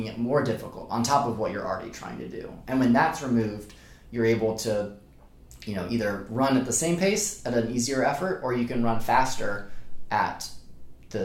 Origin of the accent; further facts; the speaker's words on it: Charlotte, North Carolina, United States; moved away as an adult; now in Charleston, United States; I grew up mostly in Charlotte